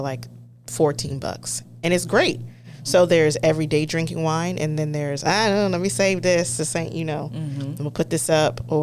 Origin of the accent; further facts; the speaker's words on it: Temecula, California, United States; also born or lived in East Coast / Escondido, California; growing up in Temecula